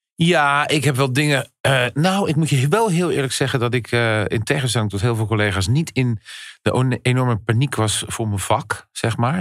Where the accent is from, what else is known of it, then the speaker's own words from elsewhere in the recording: Goeree-Overflakkee, South Holland islands, Netherlands; Ik kom van de Zuid-Hollandse eilanden, Goeree Overflakkee